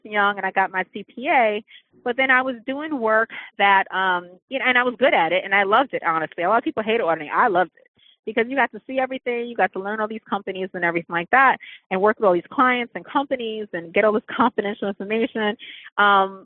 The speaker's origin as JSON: {"language": "English", "region": "New York", "country": "United States", "tie": "born or raised there", "said": "I'm from New York"}